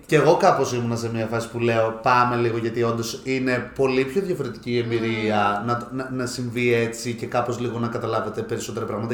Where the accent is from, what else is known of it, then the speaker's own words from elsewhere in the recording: Alexandroupolis, Eastern Macedonia and Thrace, Greece; είμαι από Αλεξανδρούπολη και μένω στην Αλεξανδρούπολη